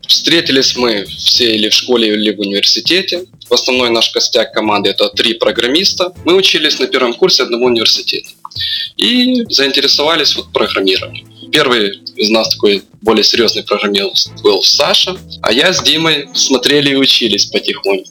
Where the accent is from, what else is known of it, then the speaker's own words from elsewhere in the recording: Lutsk, Volyn Oblast, Ukraine; мы из Луцка, это западная Украина